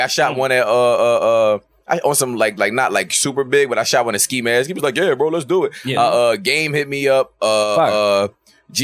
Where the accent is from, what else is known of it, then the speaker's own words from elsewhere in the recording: Philadelphia, Pennsylvania, United States; I'm a nigga from Philly.